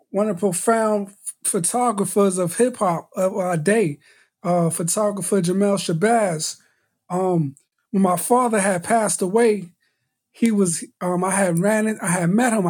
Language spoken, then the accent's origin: English; New York City, New York, United States; you had to learn how to fight growing up in Brooklyn